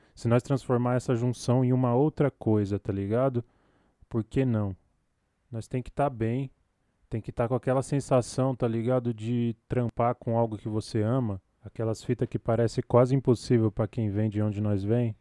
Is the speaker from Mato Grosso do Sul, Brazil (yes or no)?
no; São Paulo, Brazil; Falo aqui da Zona Sul, Capão Redondo, Coab Adventista, Parque Fernanda, Jardim Comercial, dependendo do portão que o carteiro vai chegar. e aqui é o lugar onde eu nasci, cresci